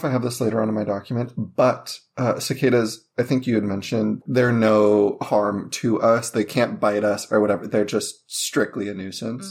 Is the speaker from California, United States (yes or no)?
no; Las Vegas, Nevada, United States; I grew up in Vegas, and it was either hot or cold